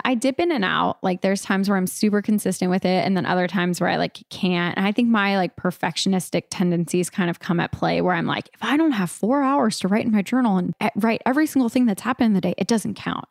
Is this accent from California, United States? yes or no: yes; California, United States; moved away; I'm from California originally